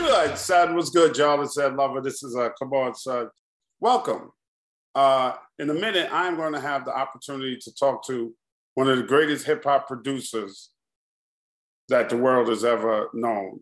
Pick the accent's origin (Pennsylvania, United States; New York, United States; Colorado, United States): New York, United States; New York City; I'm from Queens, but Queensbridge, Jamaica Queens and Queensbridge is like two totally different worlds